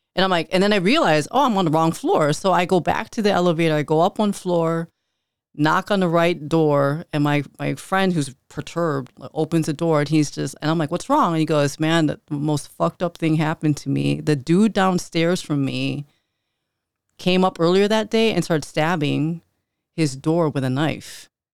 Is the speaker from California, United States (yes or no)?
no; Chicago, Illinois, United States; I grew up north side, right around the Belmont and Clark area